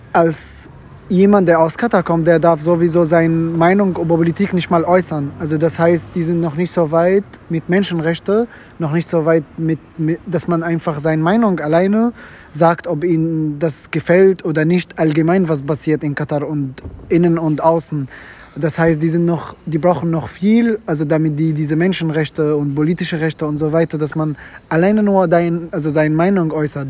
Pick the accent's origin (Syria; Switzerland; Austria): Syria; German is a second language; moved away as an adult; also born or lived in Mecca (ancestry) / Gulf countries; now in Germany; ich bin in Syrien aufgewachsen